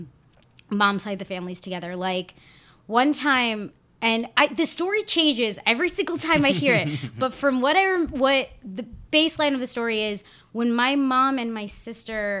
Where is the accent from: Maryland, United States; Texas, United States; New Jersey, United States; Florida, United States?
New Jersey, United States; moved away as an adult; also born or lived in Monmouth County, New Jersey / Old Bridge, New Jersey; now in New York City, United States; I grew up in Central Jersey. I came to New York to go to college at Pace